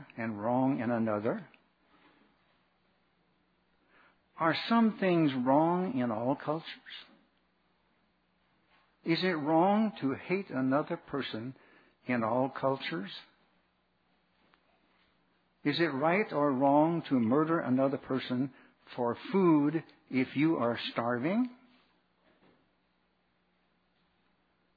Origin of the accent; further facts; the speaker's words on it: Arkansas, United States; I was raised in Arkansas